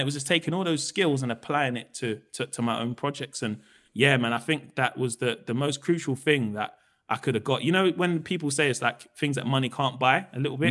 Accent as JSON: {"language": "English", "region": "London", "country": "United Kingdom", "tie": "born or raised there", "also_born_or_lived": "Peckham", "said": "we grew up in Camberwell"}